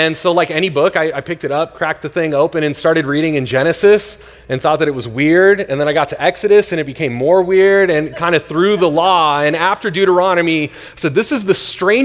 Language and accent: English; Northern California, United States; now in Tempe, United States; I grew up in Northern California.